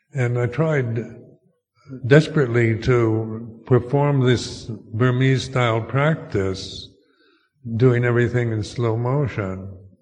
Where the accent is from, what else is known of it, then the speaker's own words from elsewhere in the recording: United States; moved away as an adult; also born or lived in Thailand; as an American